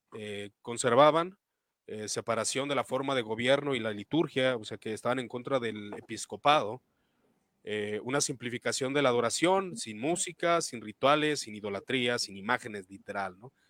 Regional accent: Guadalajara, Jalisco, Mexico; yo de Guadalajara, Jalisco

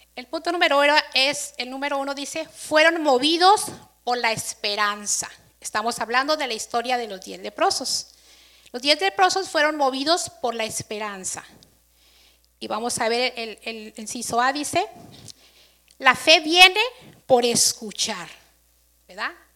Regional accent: Mexico; Aquí todos festejamos, como buen mexicano

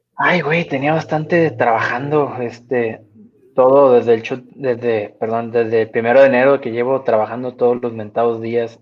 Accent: Reynosa, Tamaulipas, Mexico; también soy de frontera, pero como unos 3.000 kilómetros hacia el, hacia el noreste. Soy de Reynosa

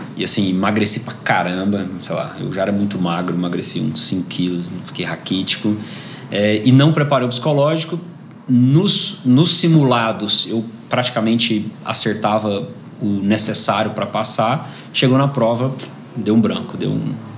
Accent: Goiânia, Goiás, Brazil; Eu nasci em Goiânia em 83

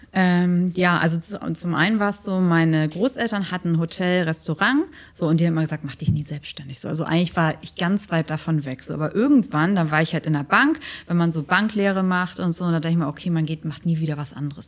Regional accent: Germany; now in Dubai, United Arab Emirates; als Deutsche

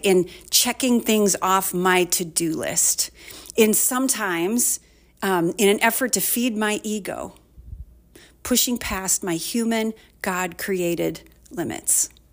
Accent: Waterloo, Iowa, United States; I grew up in Waterloo

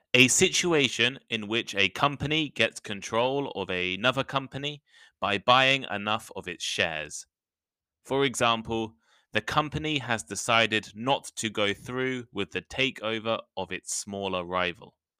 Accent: United Kingdom; I'm British

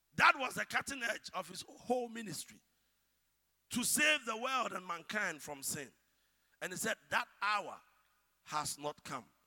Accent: Ghana; As Ghanaian as we are

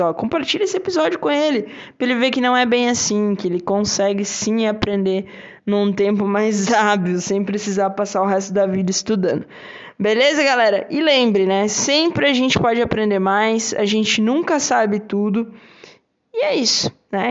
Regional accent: Brazil; first language Portuguese; Nós aí que somos brasileiros, falamos português

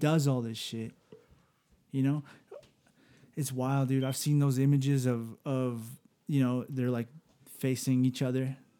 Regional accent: Los Angeles, California, United States; I was born in South Central

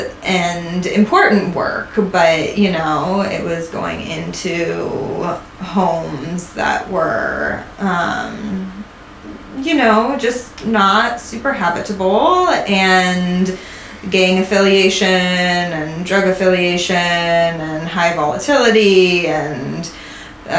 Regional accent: Sonoma County, California, United States; also born or lived in Ireland / Denver, Colorado; growing up in California and Sonoma County

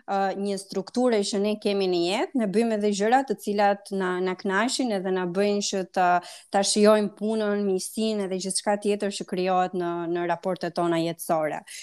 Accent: Pogradec, Korçë County, Albania; ti edhe unë jemi nga Pogradeci dhe uh, e duam shumë atë qytet dhe e shohim pjesën pozitive dhe negative të tij në në çdo hap të jetës tonë, së fundi aty jemi lindur edhe kemi marrë një formim të caktuar.

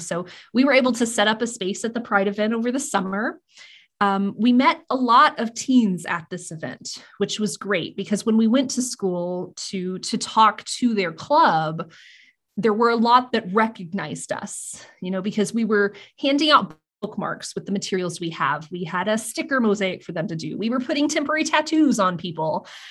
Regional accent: Eskridge, Kansas, United States; also born or lived in Great Bend, Kansas; my hometown library that I grew up with since I moved to my small town of Eskridge, Kansas when I was, like, five

